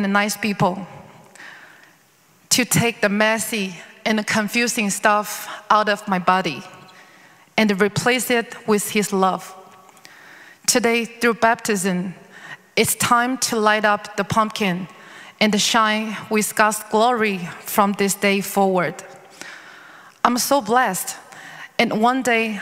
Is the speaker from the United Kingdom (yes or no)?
no; China; moved away as an adult; also born or lived in Bridgeport, Connecticut; now in Los Angeles, United States; I was born in China, a Buddhist country. However, I was raised in an atheist family